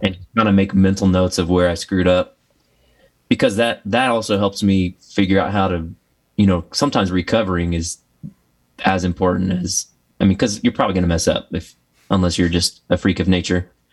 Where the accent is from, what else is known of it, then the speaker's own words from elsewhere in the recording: Texas, United States; I grew up in Texas